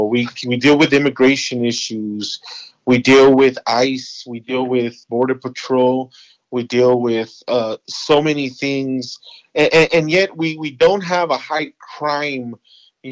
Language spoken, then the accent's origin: English; Los Angeles, California, United States; I grew up in Los Angeles